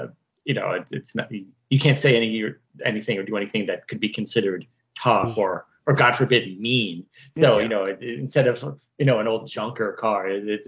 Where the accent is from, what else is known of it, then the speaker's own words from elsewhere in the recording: United States; because we're American